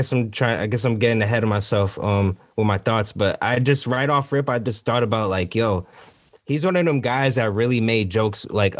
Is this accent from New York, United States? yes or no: no; Norwalk, Connecticut, United States; When I was growing up, I grew up on Leonard Street. It's like down the street from like the Carvers, pretty much what we call Uptown Norwalk, right?